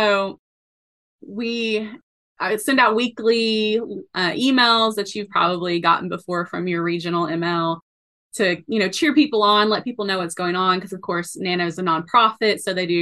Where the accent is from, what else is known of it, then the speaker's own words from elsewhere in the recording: East Tennessee, United States; moved away as an adult; also born or lived in South Carolina; I ended up back in my hometown in East Tennessee